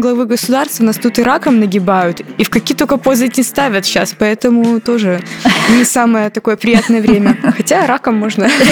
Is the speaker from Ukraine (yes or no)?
no; Belarus; мы тоже отсюда